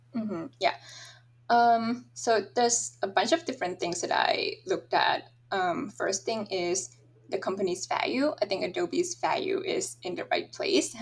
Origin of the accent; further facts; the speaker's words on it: Thailand; moved away as an adult; also born or lived in Michigan, United States; I'm originally from Thailand